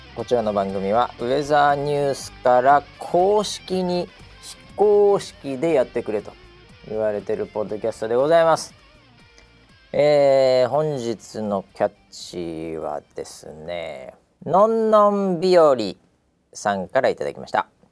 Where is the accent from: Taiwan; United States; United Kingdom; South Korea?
United States; now in Japan; 僕なんかはやっぱりね、うん、えー、アメリカ育ちなんで